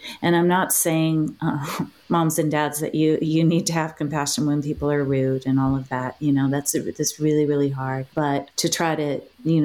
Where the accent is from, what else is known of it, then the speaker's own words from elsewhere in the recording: New York, United States; as a New Yorker